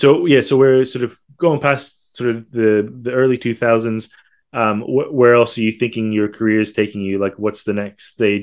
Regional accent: Malaysia; moved away; I'm originally from Malaysia

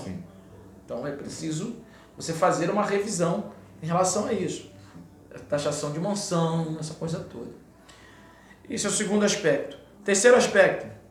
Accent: Brazil; eu moro no Brasil, né? Eu sou brasileiro

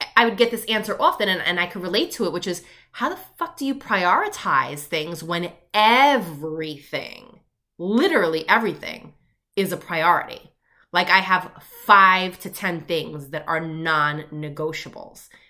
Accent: Long Island, New York, United States; I grew up in Long Island, New York.

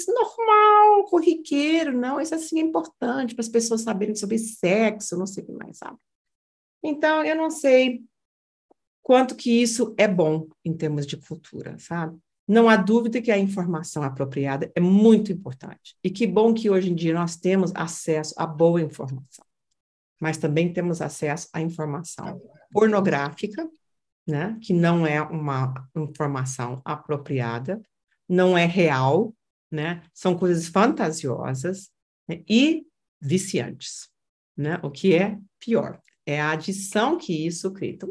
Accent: Brazil; Eu não falo mais que eu sou brasileira, não.

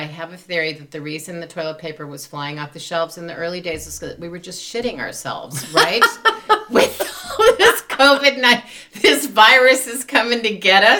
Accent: Chicago, Illinois, United States; Now, I grew up in Chicago

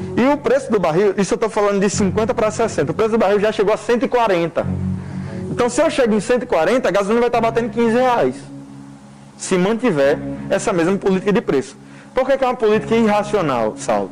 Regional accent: Brazil; eu sou brasileiro, recebo em real

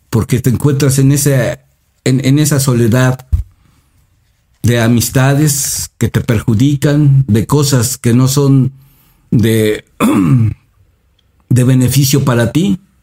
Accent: Mexico

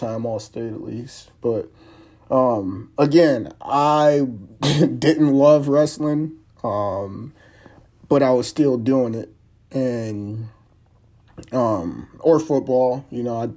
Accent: Highland Park, Michigan, United States; also born or lived in Detroit; Born and raised in Detroit for most of my life, Highland Park to be specific

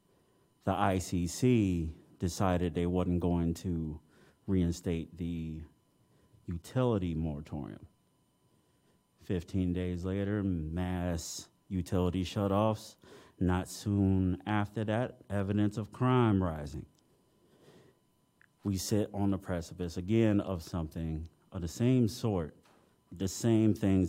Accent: Detroit, Michigan, United States; now in Champaign-Urbana, United States; my hometown of Detroit in the 90s

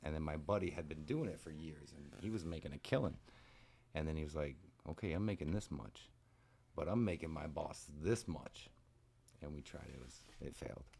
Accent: South Florida, United States; also born or lived in Ohio / Michigan / Louisiana / Panama; we got here the summer before the fifth grade. So I've been in South Florida ever since then

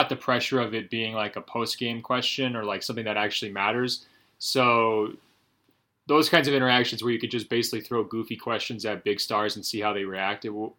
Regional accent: Portland, Oregon, United States; I'm from Portland.

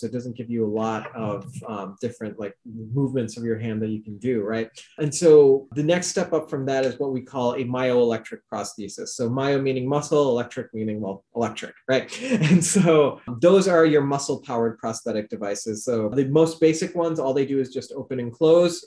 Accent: Chicago, Illinois, United States; my parents are from Pakistan originally. I was born in the Chicago suburbs

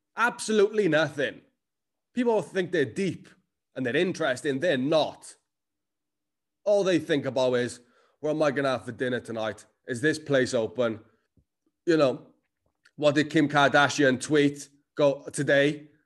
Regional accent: Cardiff, Wales, United Kingdom; accent: Cardiff; I am Cardiff as fuck. The accent never left me

